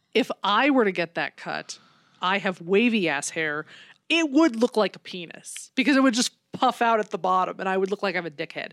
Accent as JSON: {"language": "English", "country": "United States", "said": "I'm American"}